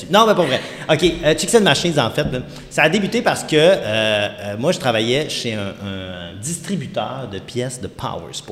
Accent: Quebec, Canada; Puis ma copine du temps, puis on vient du Saguenay, là, tu sais

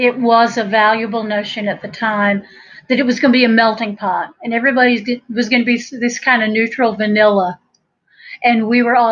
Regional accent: Buncombe County, North Carolina, United States; accent: Appalachian; I was born in West, by God, Buncombe County, and I'm a redneck from a long line of rednecks.

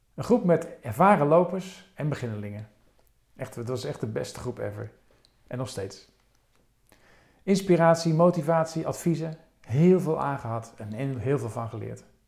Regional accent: Rotterdam, South Holland, Netherlands; mijn geboortestad Rotterdam

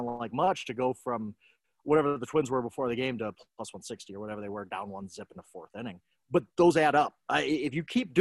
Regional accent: Milwaukee, Wisconsin, United States; I was born in Milwaukee. I'm a lifelong Bucks fan

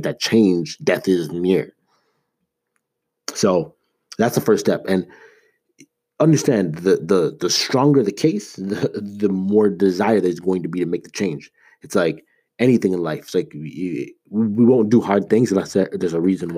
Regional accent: Toronto, Ontario, Canada; moved away as an adult; also born or lived in Ames, Iowa; I grew up in Toronto. I was there for 18 years of my life

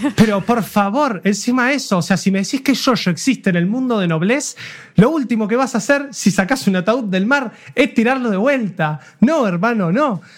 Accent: Argentina; como argentino viviendo

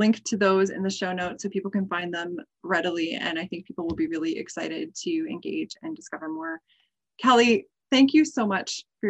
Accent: Canada; as a Canadian

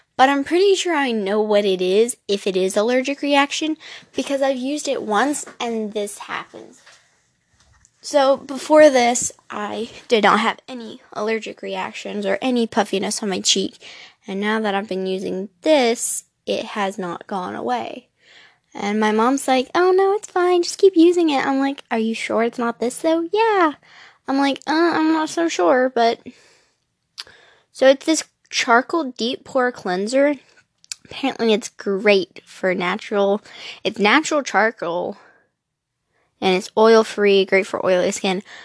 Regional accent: Louisiana, United States; moved away; I am from the South, I am from Louisiana

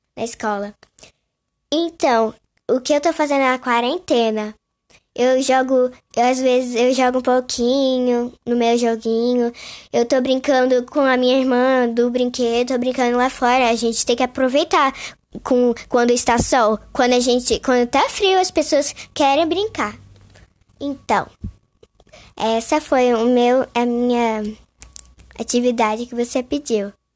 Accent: São Paulo, Brazil; nasci em São Paulo

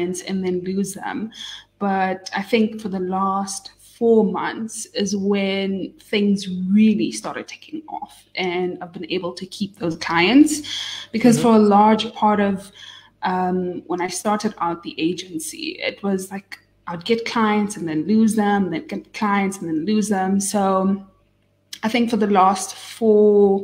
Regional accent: Namibia; now in Johannesburg, South Africa; I was born and raised here in Namibia, but I'm based in Johannesburg

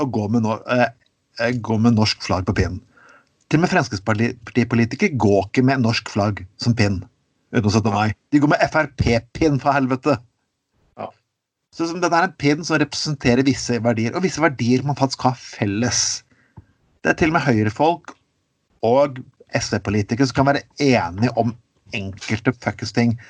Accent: Skien, Telemark, Norway; accent: Grenland dialect; moved away as an adult; Jeg, jeg vokste opp i, i Grenland

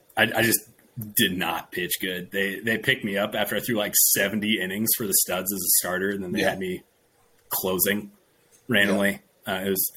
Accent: Seattle, Washington, United States; moved away as an adult; also born or lived in Caldwell, Idaho; so I'm born and raised in Washington, like went to school in Idaho.

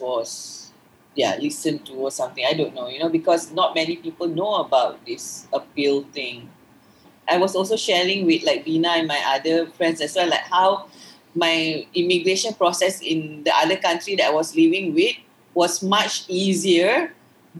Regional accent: Malaysia; I'm a Malaysian woman married to a foreigner

